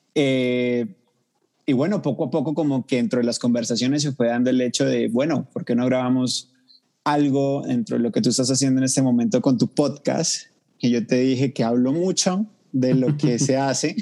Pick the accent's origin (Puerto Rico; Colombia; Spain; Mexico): Colombia; Cali, Valle del Cauca; now in Bogotá, Colombia; vivo en Bogotá, la capital, pero soy de Cali, la capital mundial de la salsa